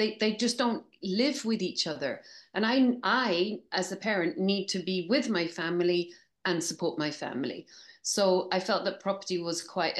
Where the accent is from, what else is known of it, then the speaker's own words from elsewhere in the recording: Scotland, United Kingdom; accent: English; now in Bristol, United Kingdom; So I'm actually Scottish, although I sound English. And I live part in Bristol and part in Barcelona.